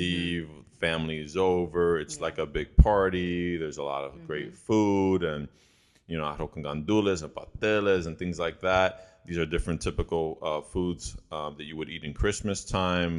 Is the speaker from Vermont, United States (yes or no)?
no; Chicago, Illinois, United States; I didn't live or grow up in Puerto Rico, and so um, I grew up in Chicago